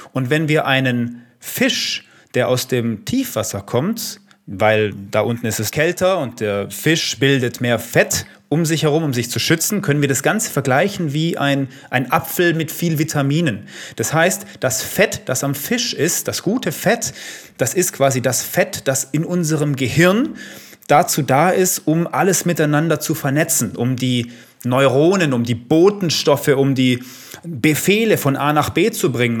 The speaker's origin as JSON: {"language": "German", "country": "Italy", "said": "Ich bin Italiener. Damit bin ich aufgewachsen"}